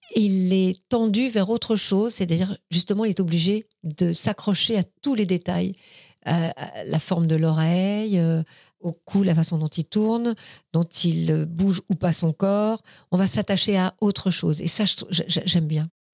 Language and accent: French; Paris, Île-de-France, France; also born or lived in Vierzon area; je suis née dans le 14e arrondissement. Je suis née dans la clinique Sarrette, rue Sarrette. J'ai grandi. Après, je suis restée dans le 14e arrondissement jusqu'à l'âge de 12 ans, 12-13 ans